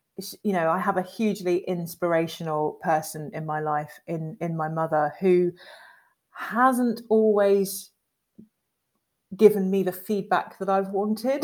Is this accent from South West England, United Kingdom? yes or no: yes; Devon, South West England, United Kingdom; we grew up in Devon, in white Devon, two black girls